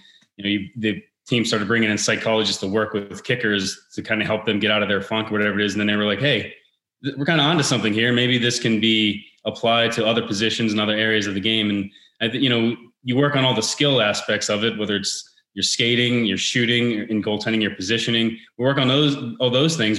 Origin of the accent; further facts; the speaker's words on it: Pittsburgh, Pennsylvania, United States; moved away as an adult; I'm born and raised in Pittsburgh originally, and moved around for a couple of years